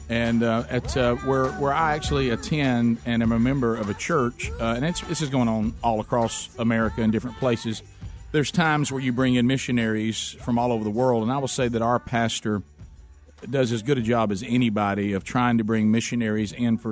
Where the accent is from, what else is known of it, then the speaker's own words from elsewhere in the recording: the South, United States; As a Southerner, somebody asks you to speak slower